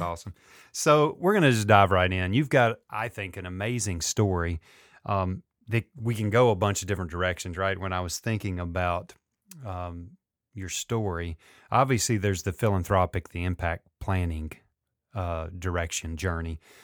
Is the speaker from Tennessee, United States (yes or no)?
yes; Memphis, Tennessee, United States; … and I grew up in Memphis